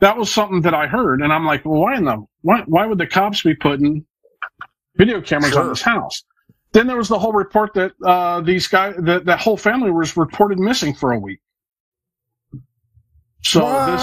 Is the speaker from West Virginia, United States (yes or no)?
yes; West Virginia, United States; Now, I come from West Virginia